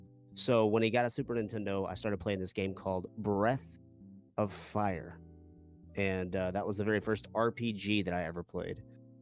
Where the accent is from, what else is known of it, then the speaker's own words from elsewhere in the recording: North Carolina, United States; I am from the great state of North Carolina.